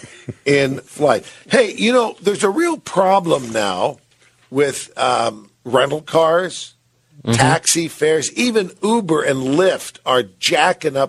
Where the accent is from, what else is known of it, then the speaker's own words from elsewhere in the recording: San Francisco, California, United States; now in Salt Lake City, United States; my hometown where I grew up, went to school in San Francisco